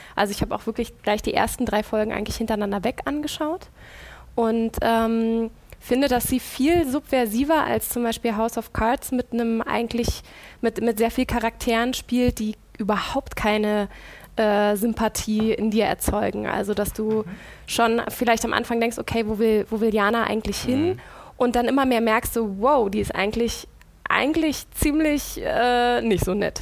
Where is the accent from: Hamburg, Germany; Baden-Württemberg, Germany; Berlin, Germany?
Berlin, Germany; gebürtiges Berliner Pflänzchen